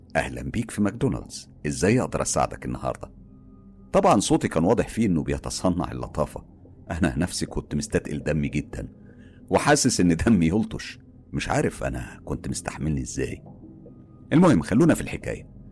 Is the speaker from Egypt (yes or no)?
yes; Egypt; وفخور ان انا مصري